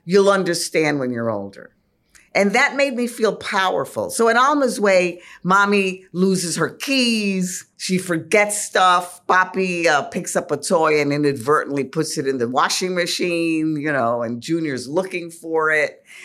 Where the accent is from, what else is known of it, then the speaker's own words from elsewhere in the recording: New York City, New York, United States; Though I'm a New Yorker, I was really a small town kid, the town being El Bronx